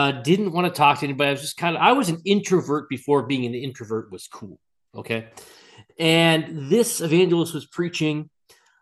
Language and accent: English; Massachusetts, United States; you and I both came from Massachusetts. I was raised in Massachusetts